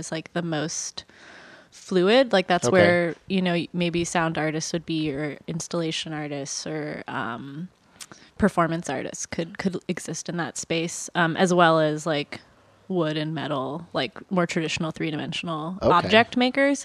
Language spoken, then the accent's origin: English; Washington, District of Columbia, United States; moved away as an adult; also born or lived in Olympia, Washington / Indonesia / Austin, Texas / Baltimore, Maryland; D.C. where I grew up